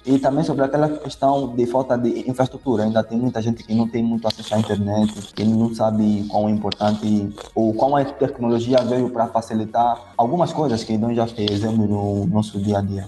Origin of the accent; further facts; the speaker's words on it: Angola; nossa origem como africanos ou como angolanos